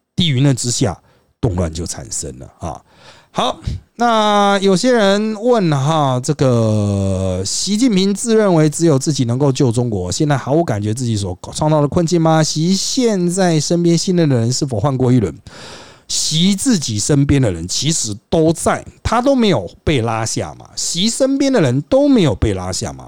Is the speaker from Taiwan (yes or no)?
yes; Taiwan; 我们台湾人当然关注对台